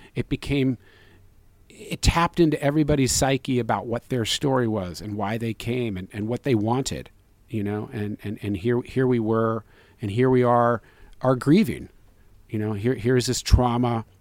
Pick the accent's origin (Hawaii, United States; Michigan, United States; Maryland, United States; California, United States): California, United States; San Francisco; we were raised in and around Chinatown too. We being Zach